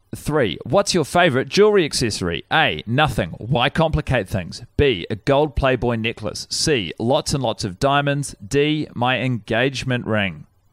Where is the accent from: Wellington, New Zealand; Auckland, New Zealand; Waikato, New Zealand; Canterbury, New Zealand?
Wellington, New Zealand; I was born in, um, Wellington, Woodman's Hospital